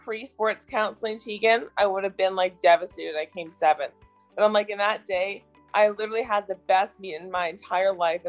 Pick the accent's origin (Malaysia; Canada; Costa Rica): Canada; my home country.